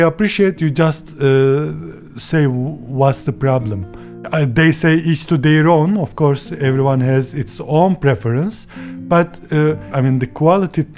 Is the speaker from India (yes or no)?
no; Turkey; English is a second language; from Turkey